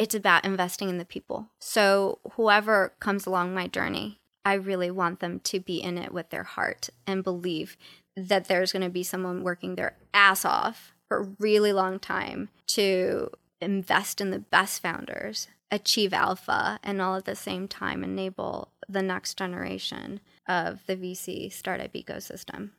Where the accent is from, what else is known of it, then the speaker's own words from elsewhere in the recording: Los Angeles, California, United States; I grew up in South Central